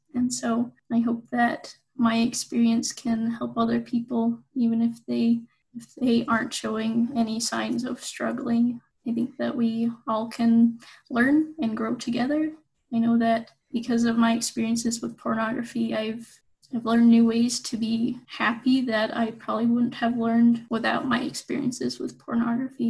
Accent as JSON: {"language": "English", "town": "Pleasant Grove", "region": "Utah", "country": "United States", "tie": "born or raised there", "also_born_or_lived": "Provo, Utah / Hawaii / Germany", "said": "I grew up in Pleasant Grove, Utah"}